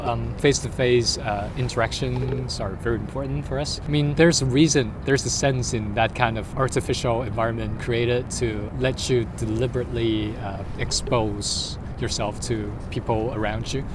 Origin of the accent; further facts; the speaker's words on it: Guangzhou, Guangdong, China; now in Hong Kong; I'm here from Guangzhou.